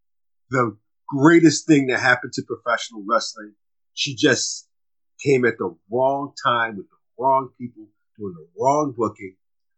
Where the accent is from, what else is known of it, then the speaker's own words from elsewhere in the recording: Chicago, Illinois, United States; I'm from Chicago.